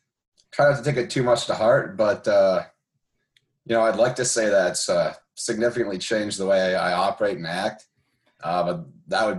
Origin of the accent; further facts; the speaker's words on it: Detroit, Michigan, United States; I grew up playing around the Detroit area, playing AAA